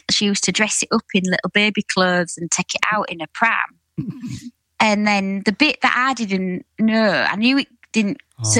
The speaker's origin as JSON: {"language": "English", "town": "Hull", "region": "Yorkshire and the Humber", "country": "United Kingdom", "tie": "born or raised there", "also_born_or_lived": "Hessle", "said": "I'm West Hull. I was brought up on Springbank, and then we moved to Hesel when I was a bit older."}